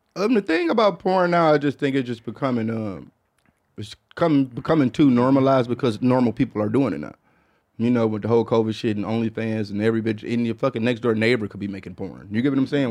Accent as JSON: {"language": "English", "region": "Michigan", "country": "United States", "moved": "yes", "said": "I'm from Michigan"}